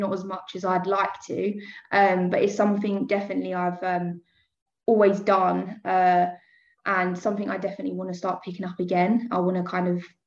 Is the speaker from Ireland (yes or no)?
no; Essex, East of England, United Kingdom; I was born in Essex. I'm still living here now